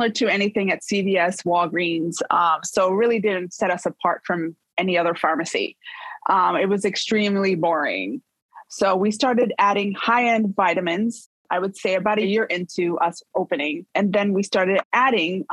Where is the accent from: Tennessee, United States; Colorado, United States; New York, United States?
New York, United States; New York City; now in Tampa, United States; I was born and raised in Brooklyn, New York